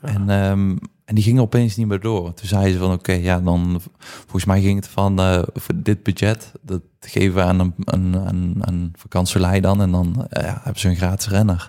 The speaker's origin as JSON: {"language": "Dutch", "town": "Poppel", "region": "Flanders", "country": "Belgium", "tie": "born or raised there", "also_born_or_lived": "Moergestel", "moved": "as an adult", "said": "ik ben opgegroeid in Poppel, heel mijn leven gewoond"}